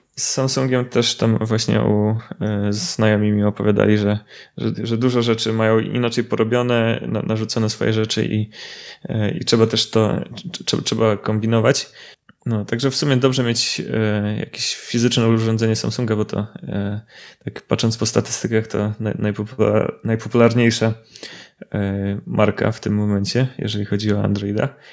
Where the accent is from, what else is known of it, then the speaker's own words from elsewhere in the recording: Łysaków, Subcarpathian Voivodeship, Poland; moved away as an adult; now in Kraków, Poland; pochodzę z takiej małej miejscowości Łysaków z okolic Mielca. Obecnie mieszkam w Krakowie